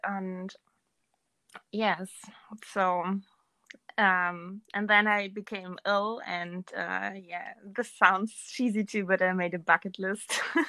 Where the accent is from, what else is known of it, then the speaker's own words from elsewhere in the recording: Germany; Yes. But my family is originated in Erzgebirge.